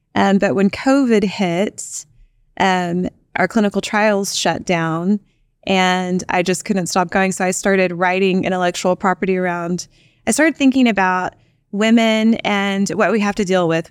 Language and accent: English; Pampa, Texas, United States; also born or lived in Austin, Texas; I was born in Austin, Texas, and raised in a tiny little town called Pampa, Texas